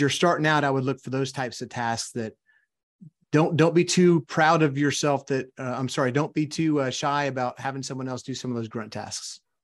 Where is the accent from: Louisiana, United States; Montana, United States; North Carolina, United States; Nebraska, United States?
Louisiana, United States; South; also born or lived in Arkansas; now in Texas, United States; I grew up in South Louisiana